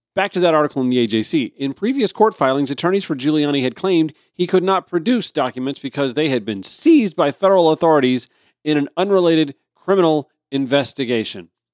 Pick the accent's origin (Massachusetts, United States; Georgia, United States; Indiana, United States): Georgia, United States; Augusta; moved away; also born or lived in South Carolina coast; my hometown, Augusta